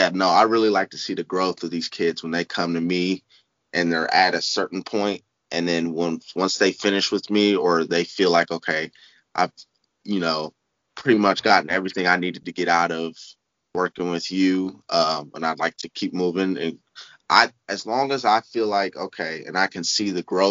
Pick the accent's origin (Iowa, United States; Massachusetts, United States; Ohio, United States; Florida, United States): Ohio, United States; Columbus; I'm from Columbus, Ohio, born and raised.